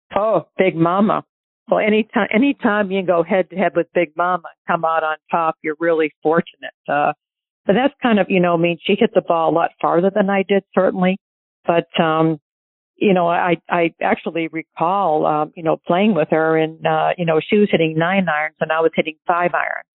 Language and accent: English; New Hampshire, United States; growing up in New Hampshire, I played at Portsmouth Country Club